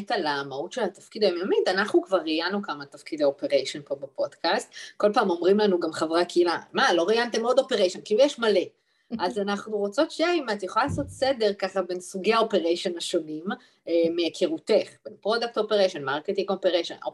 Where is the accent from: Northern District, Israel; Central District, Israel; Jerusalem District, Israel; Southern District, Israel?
Northern District, Israel; Metula; moved away as an adult; also born or lived in Tel Aviv, Israel / Dublin, Ireland; אני במקור ממטולה, born and raised.